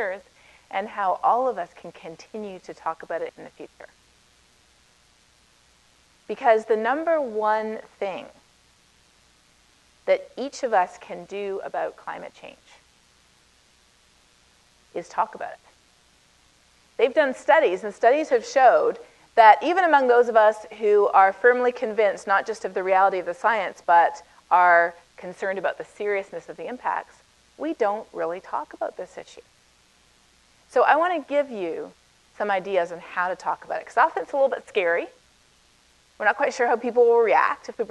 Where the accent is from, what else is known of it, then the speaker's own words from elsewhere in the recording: Canada; accent: Canadian; moved away as an adult; now in United States; I'm Canadian originally. You can probably tell a little bit from the way I say about